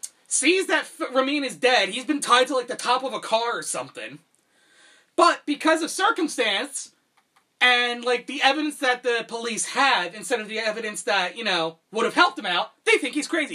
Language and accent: English; United States; me being an American